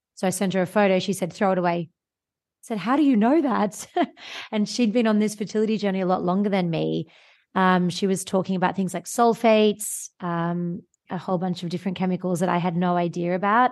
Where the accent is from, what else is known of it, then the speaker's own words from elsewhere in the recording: Sydney, New South Wales, Australia; moved away; also born or lived in Northern Hemisphere; I live in the Northern Hemisphere now and I'm from Australia, so vitamin D was never something I had to think about coming from Sydney, Australia